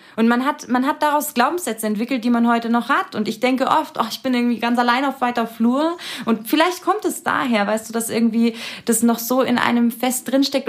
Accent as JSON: {"language": "German", "area": "Munich district", "region": "Bavaria", "country": "Germany", "tie": "born or raised there", "said": "ich bin im, im Landkreis München, also schon ein bisschen ländlicher ähm, groß geworden"}